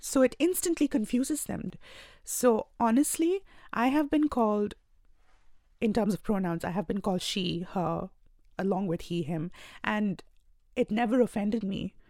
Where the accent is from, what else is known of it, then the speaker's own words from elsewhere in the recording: India; moved away as an adult; now in Australia; I belong to India, and I moved here about two years ago